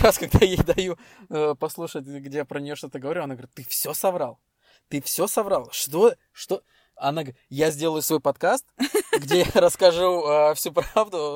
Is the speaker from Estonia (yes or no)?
yes; Estonia; мы из Эстонии